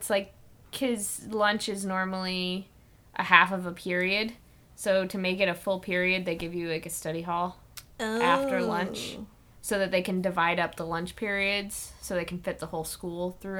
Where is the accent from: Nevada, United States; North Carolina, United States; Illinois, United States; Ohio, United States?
Illinois, United States; I'm from Illinois. We talk like this.